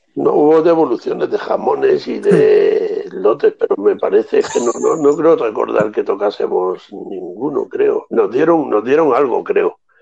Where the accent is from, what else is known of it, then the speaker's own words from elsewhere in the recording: Andalusia, Spain; como andaluces que somos